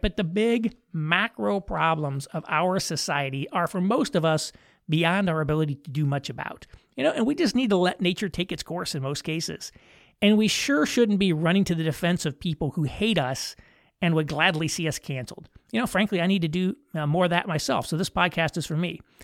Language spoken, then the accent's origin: English; United States; we as American Christians